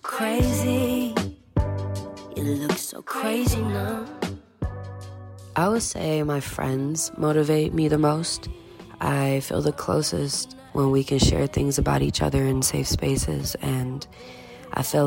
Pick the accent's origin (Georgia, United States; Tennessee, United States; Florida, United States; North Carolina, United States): Georgia, United States; Atlanta; also born or lived in India; I was originally born in India, but I moved here at the age of 7 years old. I call Atlanta my home. It's because I've grown up here.